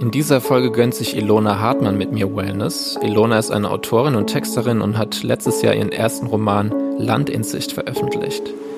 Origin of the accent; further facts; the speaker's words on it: Landau, Rhineland-Palatinate, Germany; moved away; ich komme aus Landau, Landau in der Pfalz